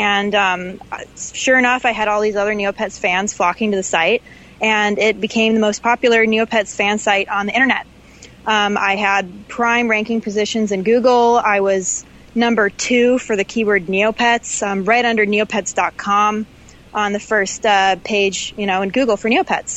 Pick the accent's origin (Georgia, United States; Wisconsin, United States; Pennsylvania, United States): Wisconsin, United States; Madison; moved away as an adult; also born or lived in Los Angeles; good old Madison, Wisconsin, my hometown